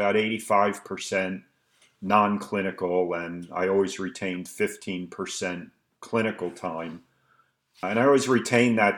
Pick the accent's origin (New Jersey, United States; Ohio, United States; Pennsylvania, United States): Pennsylvania, United States; Philadelphia; moved away as an adult; now in Allentown, United States; born and raised in Philadelphia and educated in Philadelphia.